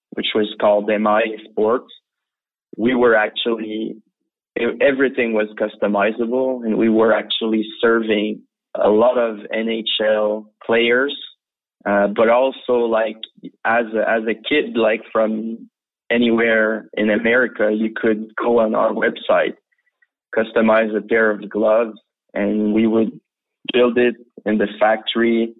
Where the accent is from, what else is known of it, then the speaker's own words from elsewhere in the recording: Quebec City, Quebec, Canada; also born or lived in Los Angeles, United States / France; I was born in LA. My father is a scientist. So he was studying at UCLA back then. But we moved back to Quebec, and I grew up in Quebec City, Canada.